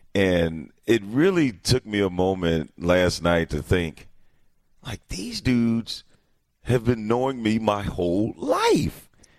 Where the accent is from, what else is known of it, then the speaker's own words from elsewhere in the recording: East St. Louis, Illinois, United States; moved away as an adult; now in Milwaukee, United States; I am currently in my hometown of East St. Louis.